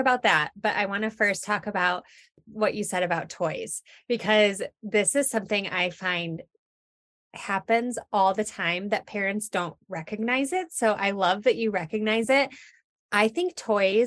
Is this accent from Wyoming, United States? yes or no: no; Michigan, United States; moved away as an adult; now in Colorado, United States; I'm from Michigan originally.